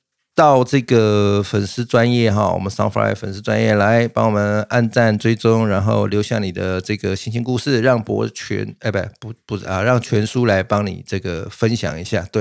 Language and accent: Chinese; Taiwan; 可能我们台湾人还是会针对在治安上。